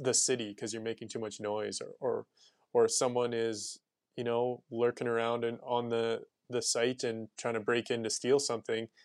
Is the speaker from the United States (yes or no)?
no; Sherwood Park, Alberta, Canada; also born or lived in Riverbend, Edmonton; now in Edmonton, Canada; I grew up in Sherwood Park, and then I moved to Riverbend